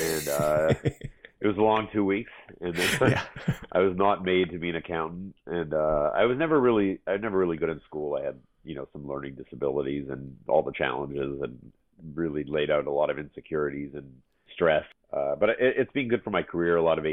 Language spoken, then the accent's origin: English; Toronto, Ontario, Canada; I was born in Toronto, York Mills and Bayview area. Avenue Road and Wilson, then moved to York Mills and Bayview. Good upbringing, great parents